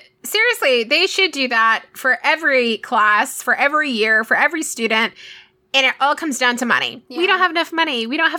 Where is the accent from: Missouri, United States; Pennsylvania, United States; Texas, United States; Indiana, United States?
Texas, United States; we grew up in Texas